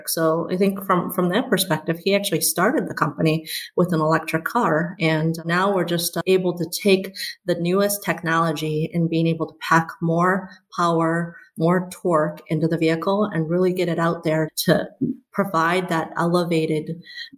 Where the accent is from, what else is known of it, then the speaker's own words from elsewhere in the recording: West Lafayette, Indiana, United States; moved away as an adult; also born or lived in China; now in Michigan, United States; I was born in China, and I moved here when I was 8 years old with my parents who were here for school, and grew up in Indiana in West Lafayette